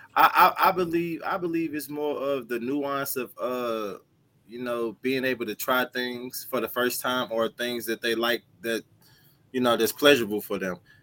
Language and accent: English; St. Louis, Missouri, United States; I'm from St. Louis